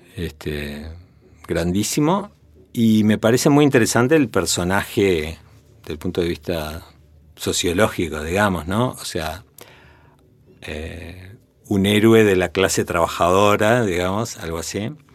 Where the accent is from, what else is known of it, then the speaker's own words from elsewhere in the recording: Montevideo, Uruguay; en, la casa familiar, acá en Montevideo, con cinco años